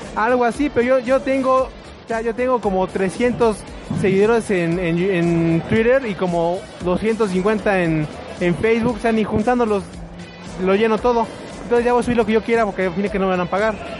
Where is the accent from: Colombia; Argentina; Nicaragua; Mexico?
Mexico; si no somos los mexicanos